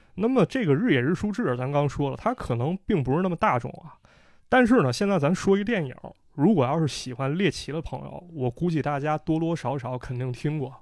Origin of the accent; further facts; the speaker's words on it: Northeast China, China; 我的家乡就被解放了